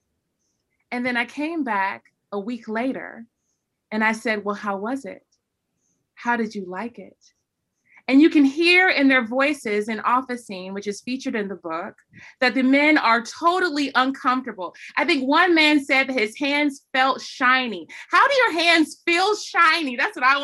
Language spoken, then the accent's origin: English; North Carolina, United States; growing up in the South, growing up in North Carolina